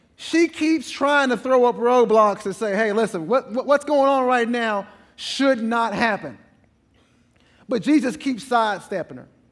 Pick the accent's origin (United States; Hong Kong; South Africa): United States; East Texas; I'm from East Texas